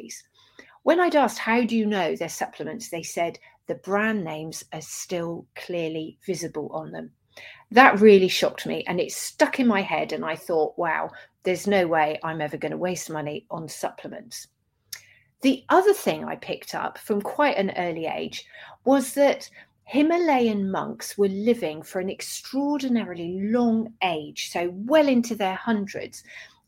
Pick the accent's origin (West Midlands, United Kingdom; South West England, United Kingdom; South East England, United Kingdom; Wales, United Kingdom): South West England, United Kingdom; Dorset; I grew up in Dorset